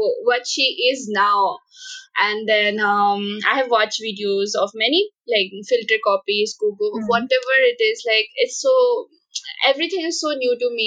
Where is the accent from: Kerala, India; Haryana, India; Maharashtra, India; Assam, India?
Assam, India; moved away as an adult; now in Shillong, India; I am originally from Assam